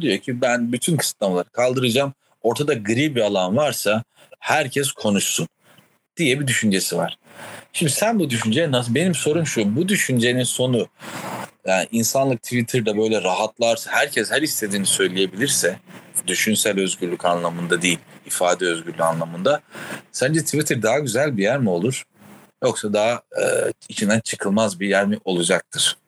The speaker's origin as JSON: {"language": "Turkish", "region": "Rize Province", "country": "Turkey", "tie": "born or raised there", "said": "burada büyümenin getirdiği"}